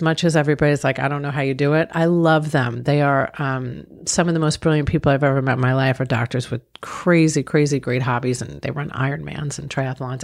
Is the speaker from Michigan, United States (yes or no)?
no; Long Island, New York, United States; I grew up in Long Island, New York.